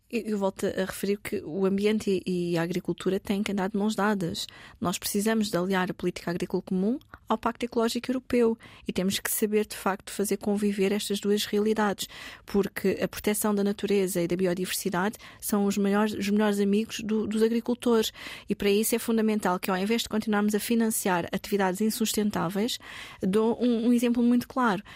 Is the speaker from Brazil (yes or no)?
no; Lisbon, Portugal; sou alfacinha, nasci em Lisboa e toda a minha vida estudei também na cidade de Lisboa